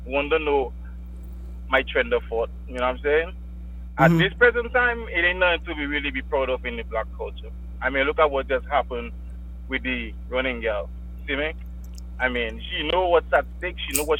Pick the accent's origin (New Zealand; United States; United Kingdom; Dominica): Dominica